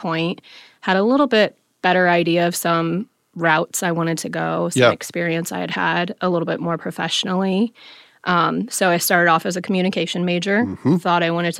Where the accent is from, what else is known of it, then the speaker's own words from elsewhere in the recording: Fort Wayne, Indiana, United States; On the northwest side, mostly.